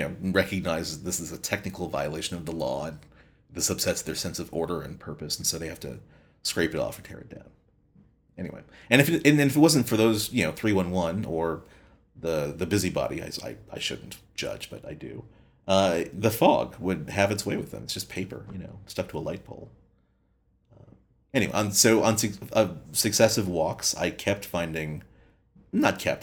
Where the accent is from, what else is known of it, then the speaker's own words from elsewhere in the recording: Long Island, New York, United States; now in San Francisco, United States; where I grew up on Long Island